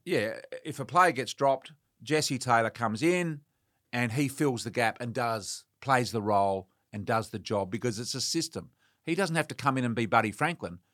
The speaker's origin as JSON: {"language": "English", "region": "Western Australia", "country": "Australia", "moved": "yes", "said": "I'm from Western Australia"}